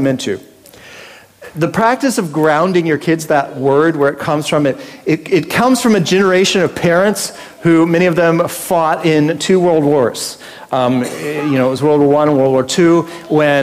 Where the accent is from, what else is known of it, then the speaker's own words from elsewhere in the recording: United States; now in Australia; I grew up in America